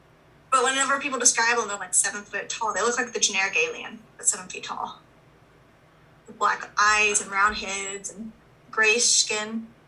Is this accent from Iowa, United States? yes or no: no; Texas, United States; I'm from Texas.